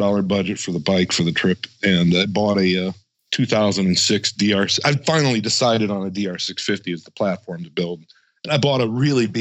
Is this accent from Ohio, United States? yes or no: yes; Northeast Ohio, United States; moved away as an adult; now in Denver, United States; I am from Northeast Ohio